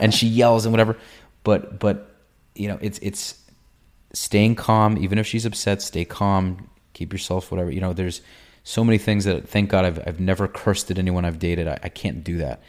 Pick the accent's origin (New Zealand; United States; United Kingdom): United States; New York; moved away; also born or lived in Israel; I'm from New York. I was in the Israeli army.